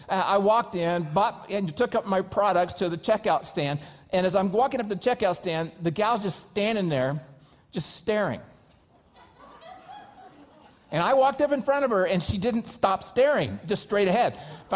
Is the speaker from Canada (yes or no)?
no; United States; I'm an American